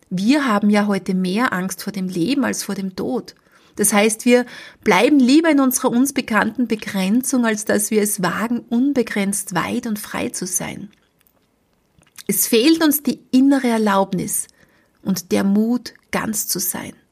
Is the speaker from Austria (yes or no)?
yes; Austria; ich bin in Österreich zu Hause. Das sind ganz normale Höhen bei uns in Österreich